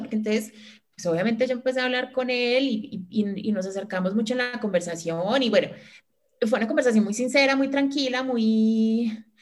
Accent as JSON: {"language": "Spanish", "town": "Manizales", "region": "Caldas", "country": "Colombia", "moved": "yes", "said": "nosotras tres somos de Manizales, pero la única que vive acá soy yo, desde, desde noviembre"}